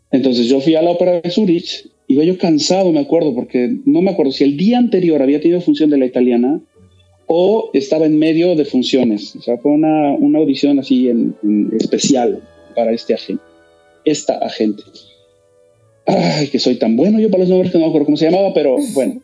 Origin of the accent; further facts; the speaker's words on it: Mexico; todos somos mexicanos